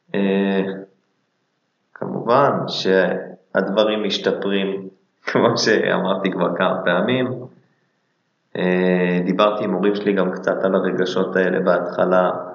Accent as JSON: {"language": "Hebrew", "country": "Israel", "said": "אנחנו גם ישראלים בסוף"}